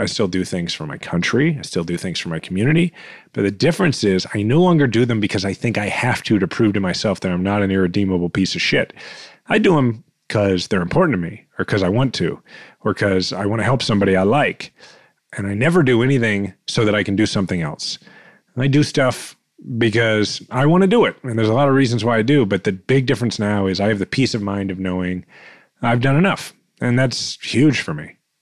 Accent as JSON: {"language": "English", "town": "Kansas City", "region": "Missouri", "country": "United States", "tie": "born or raised there", "said": "I'm fifth generation Kansas Cityan"}